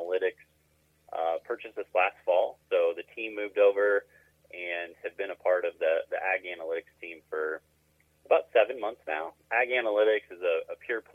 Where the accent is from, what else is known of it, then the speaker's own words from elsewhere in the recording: Havana, Illinois, United States; now in Chicago, United States; I'm an Illinois boy. Grew up on a farm right in the middle of the state, Havana, Illinois